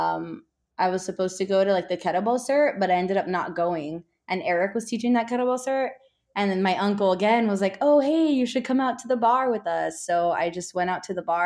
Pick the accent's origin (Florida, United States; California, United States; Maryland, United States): Florida, United States; Miami; moved away as an adult; also born or lived in Orlando; now in Texas, United States; I'm from Florida, so I'm from Miami.